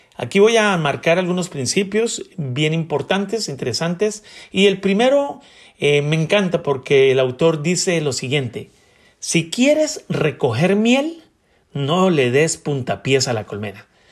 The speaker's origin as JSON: {"language": "Spanish", "region": "Bogotá", "country": "Colombia", "tie": "born or raised there", "said": "soy un hombre colombiano nacido en Bogotá"}